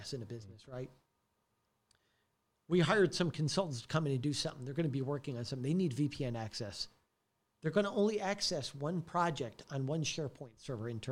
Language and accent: English; Detroit, Michigan, United States; also born or lived in Santa Monica / Los Angeles; now in Frisco, United States; I came from Detroit originally